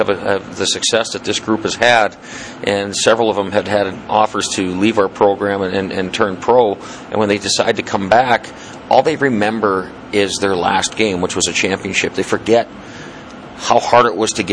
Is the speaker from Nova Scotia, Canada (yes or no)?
no; northern Saskatchewan, Canada; moved away; I grew up in northern Saskatchewan and never been out east before